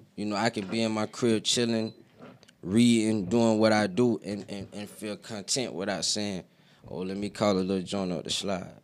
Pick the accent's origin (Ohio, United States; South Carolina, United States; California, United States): South Carolina, United States; Aiken; now in Greenville, United States; I'm from Aiken